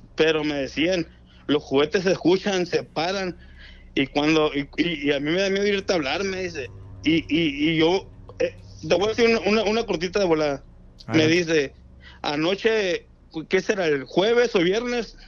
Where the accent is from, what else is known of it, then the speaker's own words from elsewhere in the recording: Ahome, Sinaloa, Mexico; now in Tijuana, Mexico; realmente soy de Ahome, Sinaloa